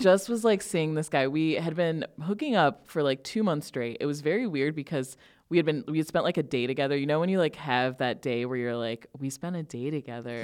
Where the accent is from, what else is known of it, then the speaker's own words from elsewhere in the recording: Northern Illinois, United States; I grew up here in Northern Illinois